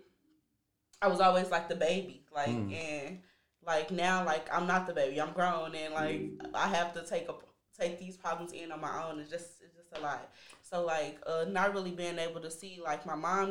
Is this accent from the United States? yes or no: yes; St. Louis, Missouri, United States; I'm definitely South St. Louis.